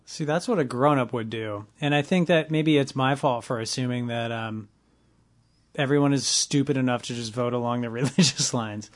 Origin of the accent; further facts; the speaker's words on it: Los Angeles, California, United States; I grew up in the West Valley